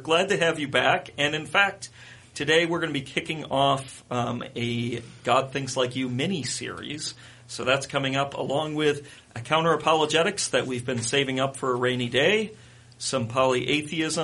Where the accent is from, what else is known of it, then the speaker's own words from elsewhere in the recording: United States; I'm American